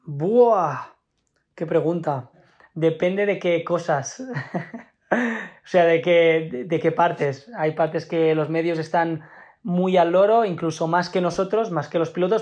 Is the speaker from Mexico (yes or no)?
no; Spain; como somos los latinos, los, los españoles